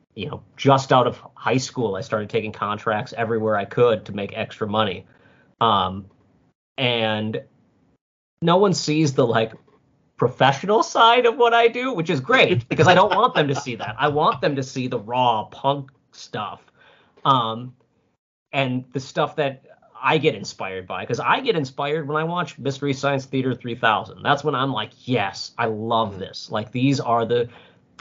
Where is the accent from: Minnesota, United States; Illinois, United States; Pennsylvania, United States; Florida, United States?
Minnesota, United States; I'm Minnesotan, so I've got the nice in me